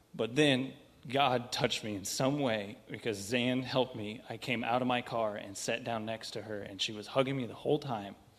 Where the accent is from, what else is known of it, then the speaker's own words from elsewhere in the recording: St. Joseph, Missouri, United States; I'm from St. Joe. I've been here all my life